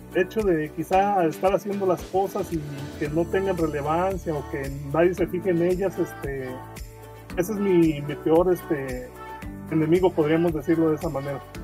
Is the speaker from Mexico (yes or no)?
yes; Guadalajara, Jalisco, Mexico; soy de Guadalajara, Jalisco, tengo 43 años